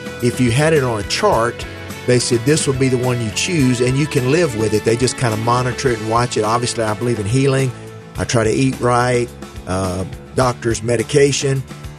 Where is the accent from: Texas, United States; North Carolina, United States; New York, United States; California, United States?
North Carolina, United States; Asheville; Went to Wake Forest camp, my hometown UNC Asheville camp.